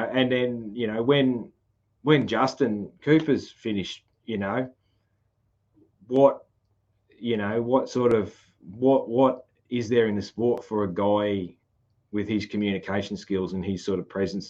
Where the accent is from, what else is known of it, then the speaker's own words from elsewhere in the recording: Australia; accent: broad Aussie country (ocker/Bogan); I have a very sort of broad Aussie country accent, so, which runs in the family